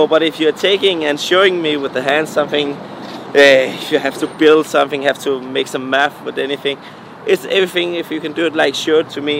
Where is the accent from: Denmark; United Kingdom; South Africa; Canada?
Denmark; Sorring, Central Denmark Region; I'm born and raised in Denmark, yeah.